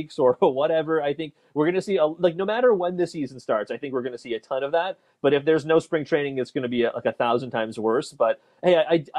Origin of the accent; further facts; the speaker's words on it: Toronto, Ontario, Canada; I'm born and raised in Toronto